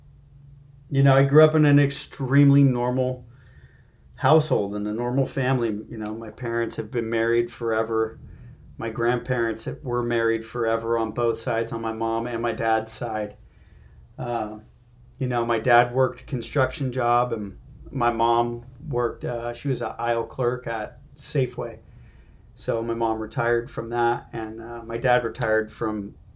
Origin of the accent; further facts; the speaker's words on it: Marin County, California, United States; I grew up in Marin County.